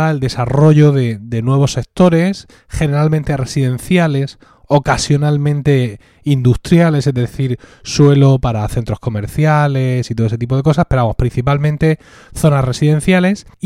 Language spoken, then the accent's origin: Spanish; Murcia, Region of Murcia, Spain; Yo básicamente tengo 43 años, soy de Murcia y es aquí donde vivo y trabajo.